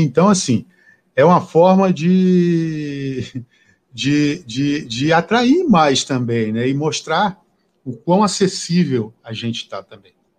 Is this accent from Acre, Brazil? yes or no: yes; Acre, Brazil; Eu sou do Acre e faz muito calor lá